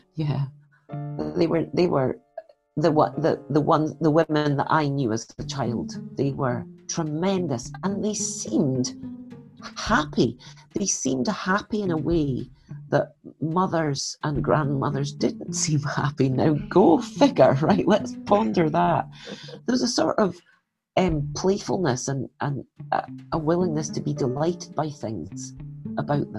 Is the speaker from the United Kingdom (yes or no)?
yes; Scotland, United Kingdom; I'm Scottish